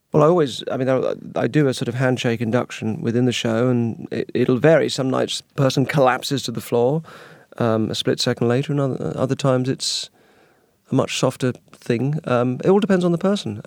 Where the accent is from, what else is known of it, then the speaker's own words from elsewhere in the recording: United Kingdom; being British and naturally apologetic